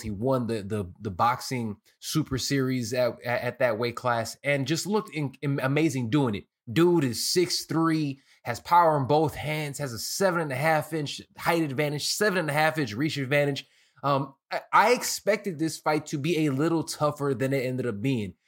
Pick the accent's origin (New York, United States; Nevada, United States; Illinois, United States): Illinois, United States; Chicago; I'm from Chicago